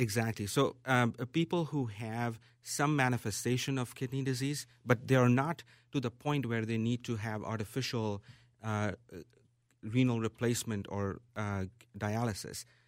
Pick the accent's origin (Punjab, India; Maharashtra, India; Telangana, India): Maharashtra, India; Mumbai; moved away as an adult; now in Minneapolis, United States; It is my hometown.